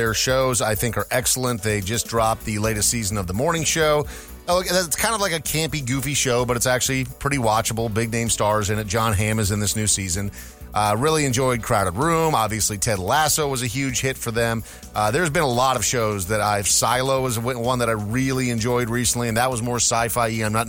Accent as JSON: {"language": "English", "region": "Minnesota", "country": "United States", "tie": "born or raised there", "said": "I grew up in Minnesota."}